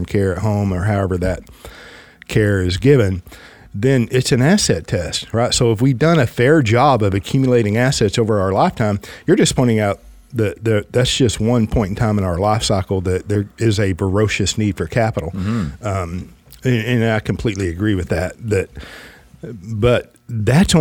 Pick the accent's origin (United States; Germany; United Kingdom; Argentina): United States; the South; I'm just from the South